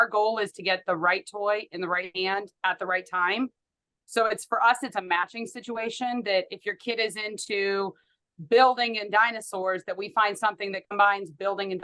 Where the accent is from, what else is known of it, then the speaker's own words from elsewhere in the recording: Pittsburgh, Pennsylvania, United States; moved away as an adult; now in Wichita, United States; I grew up in Pittsburgh, Pennsylvania.